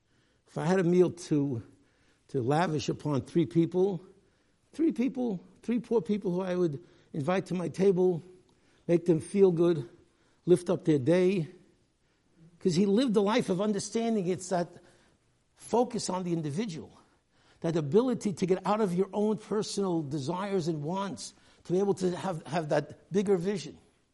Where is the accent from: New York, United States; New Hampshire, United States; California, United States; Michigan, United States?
New York, United States; New York City; I grew up here in the Lower East Side, a community that did not look at all like the community when Rav Moshe Feinstein, his father, the Gadol Hadar, when he moved to the east side back in the 1930s